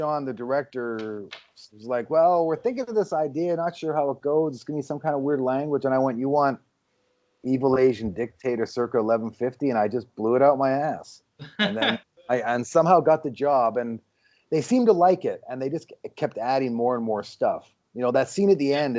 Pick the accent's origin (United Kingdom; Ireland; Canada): Canada; Vancouver, British Columbia; now in Los Angeles, United States; I grew up in Vancouver where it rains, 200 days a year.